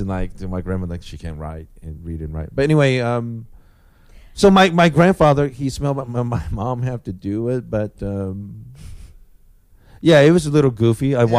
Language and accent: English; Japan; moved away; I grew up in Japan